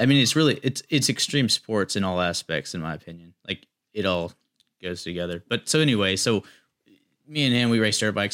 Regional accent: Chapel Hill, North Carolina, United States; I grew up in Chapel Hill

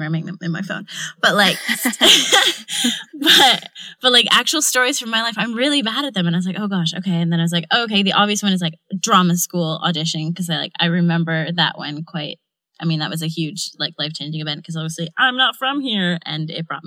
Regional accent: Canada; now in London, United Kingdom; I'm not American, I'm Canadian

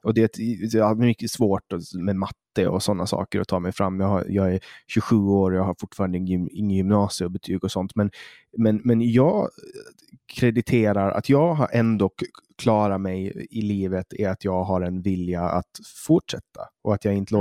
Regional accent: Åland Islands; nu kommer jag från Åland

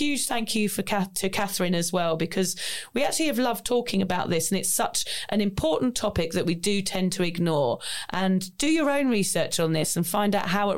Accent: United Kingdom; we're British

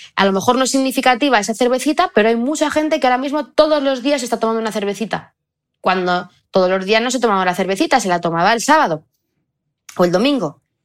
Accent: Belmonte, Spain; en mi pueblo de Belmonte hay 2.000 habitantes

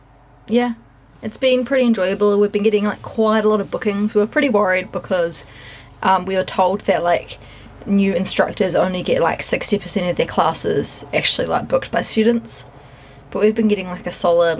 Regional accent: New Zealand; I'm from New Zealand.

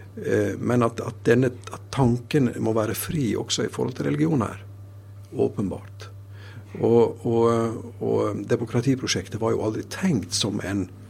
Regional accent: Sunnmøre, Møre og Romsdal, Norway; jeg er fra Sunnmøre

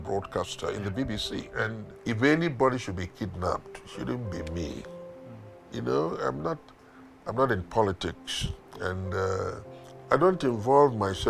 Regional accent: Nigeria; We are Nigerians, right? I'm a Nigerian. We're all Nigerians.

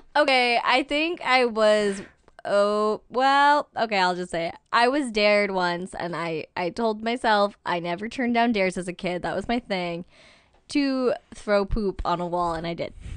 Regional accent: Albany, New York, United States; moved away; I was born in Albany, New York.

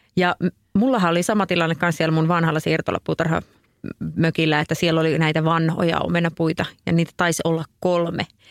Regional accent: Oulu, North Ostrobothnia, Finland; Oulussakin esimerkiksi, missä, mistä mä oon kotoisin

